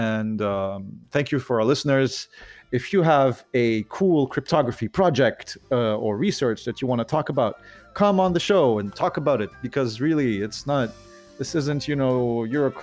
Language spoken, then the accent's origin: English; Lebanon; moved away; I'm originally from Lebanon